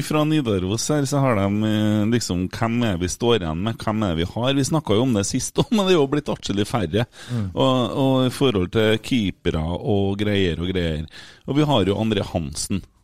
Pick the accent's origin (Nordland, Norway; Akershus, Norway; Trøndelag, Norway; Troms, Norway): Trøndelag, Norway; Bjugn; jeg er jo fra Bjugn